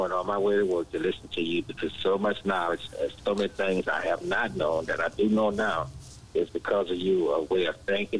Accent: Louisiana, United States; moved away as an adult; now in Dallas, United States; I'm from Louisiana. I've been here about 15 years.

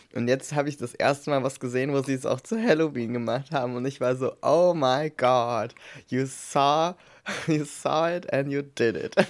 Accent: East Germany, Germany; ich komme halt aus dem Osten

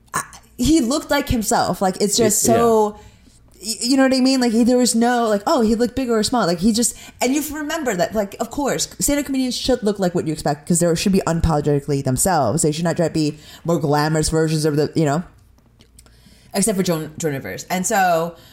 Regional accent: Chicago, Illinois, United States; so you're from Chicago? I'm like, yeah

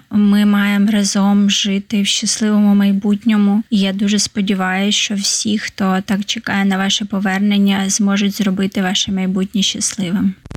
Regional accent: Kyiv, Ukraine; Я з Києва, дата аналітик

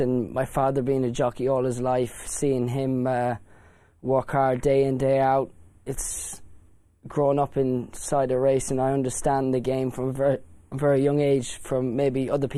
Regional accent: Ireland; born or raised there

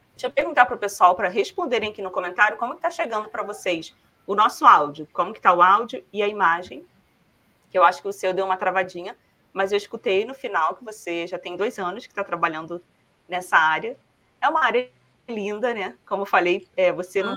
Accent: Rio de Janeiro, Brazil; accent: carioca; moved away; also born or lived in Paraná; Eu vim também do Rio de Janeiro, morava numa comunidade do Rio

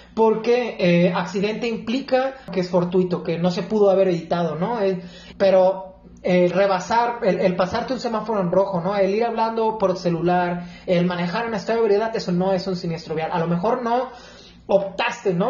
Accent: La Paz, Baja California Sur, Mexico; also born or lived in Guadalajara; Soy de La Paz, Baja California

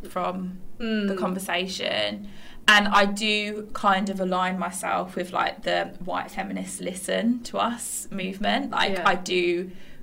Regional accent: West Midlands, United Kingdom; I was a working class brown girl growing up in the West Midlands in a town which was predominantly white

